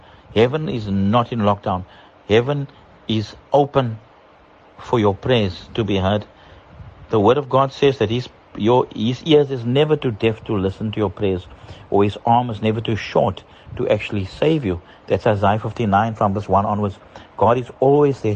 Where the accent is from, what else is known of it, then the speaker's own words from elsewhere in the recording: South Africa; moved away as an adult; now in Dar es Salaam, Tanzania; My family and myself, we are from South Africa and we're residing in Tanzania